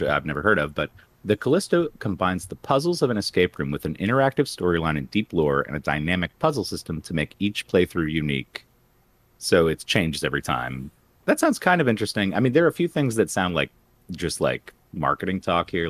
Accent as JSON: {"language": "English", "town": "West Palm Beach", "region": "Florida", "country": "United States", "tie": "born or raised there", "said": "I grew up in West Palm Beach"}